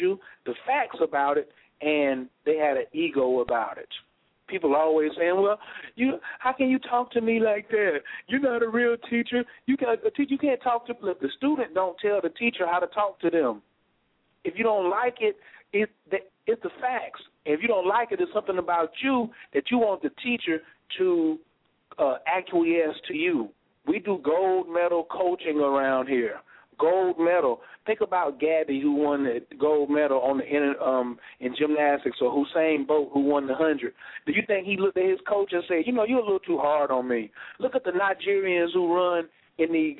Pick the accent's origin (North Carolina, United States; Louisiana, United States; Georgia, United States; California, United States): North Carolina, United States; I was raised in North Carolina, first in flight.